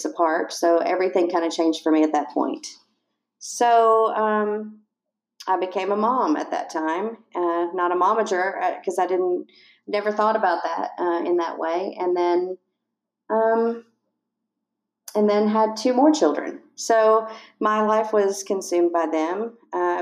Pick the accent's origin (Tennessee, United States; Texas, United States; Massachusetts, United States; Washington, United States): Tennessee, United States; East; I was born and raised in East Tennessee.